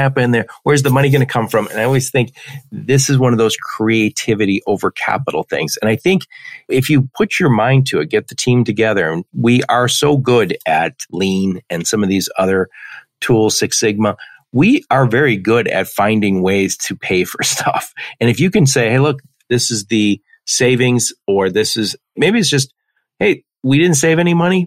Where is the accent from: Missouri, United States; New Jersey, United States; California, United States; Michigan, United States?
Michigan, United States; Detroit; I'm from the Detroit area